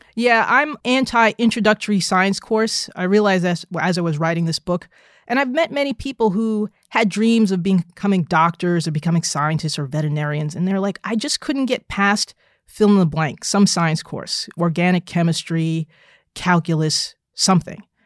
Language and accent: English; New Jersey, United States; I was a nerdy little African-American girl growing up in New Jersey